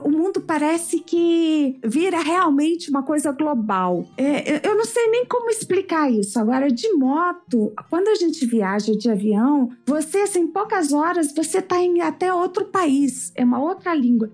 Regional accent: Conselheiro Lafaiete, Minas Gerais, Brazil; also born or lived in Inhumas, Goiás; now in Brasília, Brazil; E eu cresci, eu sou mineira, né? Morávamos em, em Lafayette. Então a minha vida inteira foi dentro de um fusquinha na minha infância

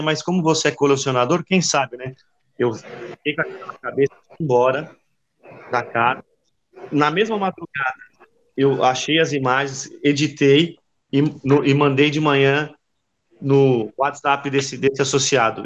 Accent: Brazil; Eu, eu sou brasileiro

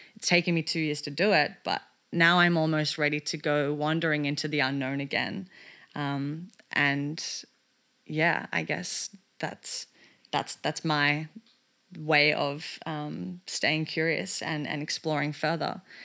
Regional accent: Melbourne, Victoria, Australia; moved away; the work that I wanted to do here in my hometown of Melbourne

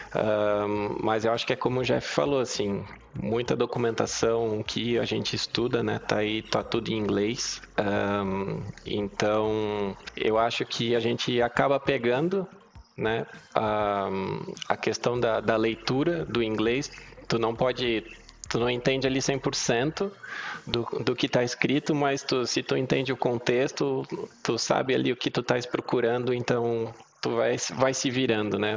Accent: Blumenau, Santa Catarina, Brazil; moved away as an adult; now in Lisbon, Portugal; eu sou natural de Blumenau, Santa Catarina. Moro aqui em Lisboa tem um ano e meio

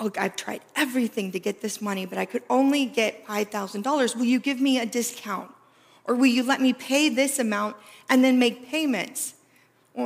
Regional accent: Appalachia, United States; I grew up in Appalachia, which this area can be considered a part of Appalachia as well

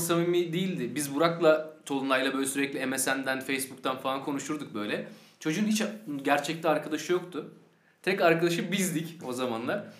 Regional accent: Sakarya, Turkey; born or raised there

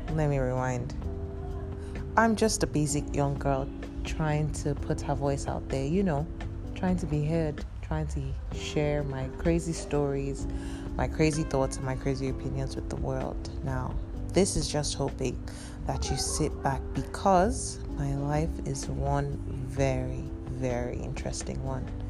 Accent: Cross River, Nigeria; moved away; Efik. I'm from Cross River State

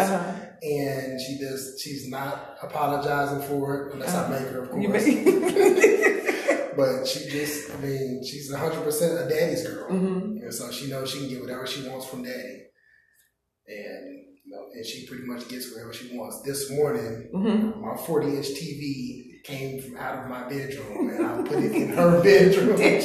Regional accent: Tulsa, Oklahoma, United States; moved away as an adult; now in Austin, United States; I was born and raised in Tulsa, Oklahoma.

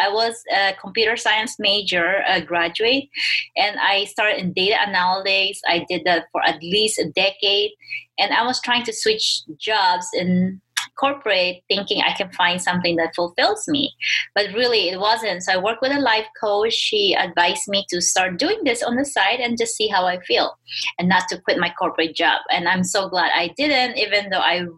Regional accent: Philippines; moved away as an adult; now in United States; I was born and raised in the Philippines

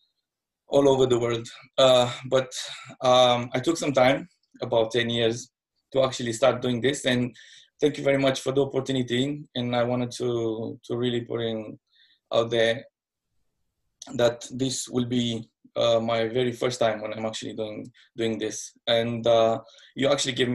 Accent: Moldova region, Moldavia, Romania; now in London, United Kingdom; I'm from Romania, born in the side of Romania called Moldova.

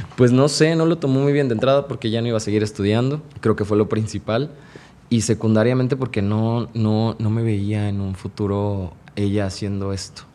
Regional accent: Veracruz, Mexico; moved away as an adult; now in Mexico City, Mexico; Yo soy de Veracruz, del puerto de Veracruz. Trabajé como cuatro años en Veracruz y después decidí este, irme de Veracruz a trabajar a la Ciudad de México.

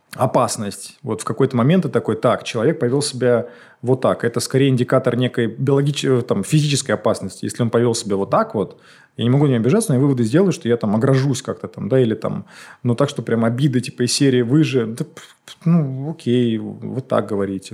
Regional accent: Moscow, Russia; я не москвич, да, я там в 6 лет сюда приехал

